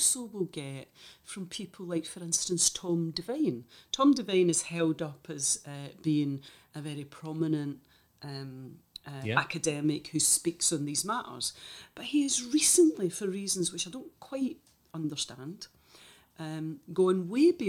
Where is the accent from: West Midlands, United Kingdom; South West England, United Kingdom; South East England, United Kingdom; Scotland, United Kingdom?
Scotland, United Kingdom; the Catholic or Irish Catholic community in Scotland, despite the fact we're the oldest minority community